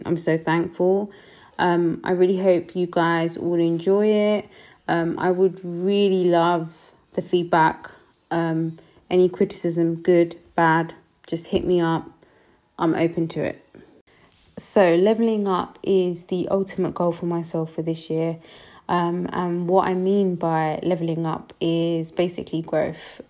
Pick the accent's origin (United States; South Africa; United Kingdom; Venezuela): United Kingdom; also born or lived in Punjab; I'm a British Sikh, I'm Punjabi too